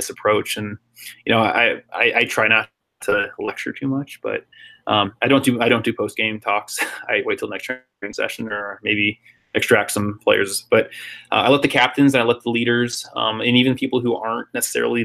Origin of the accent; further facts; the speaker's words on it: San Jose, California, United States; also born or lived in Netherlands; as a kid growing up in South San Jose